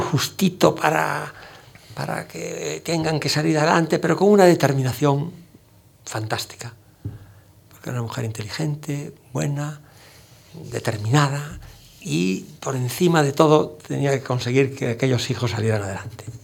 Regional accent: Galicia, Spain; accent: Galician; now in Madrid, Spain; nuestro acento gallego pues es el, el eco que los gallegos eh, percibimos al hablar

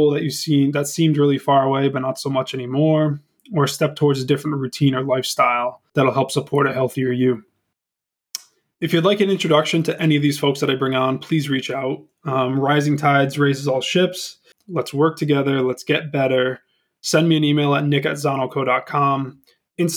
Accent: Lincoln, Rhode Island, United States; also born or lived in New Hampshire; Born and raised Rhode Islander, family's from Bristol, grew up in Lincoln

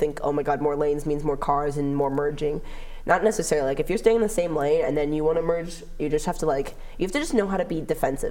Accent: Los Angeles, California, United States; moved away as an adult; now in Oregon, United States; Like in LA. And I'm like, Sherman Oaks.

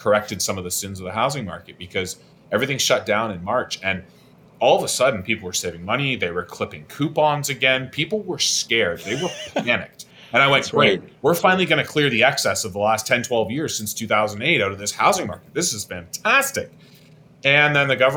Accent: London, Ontario, Canada; I'm from London

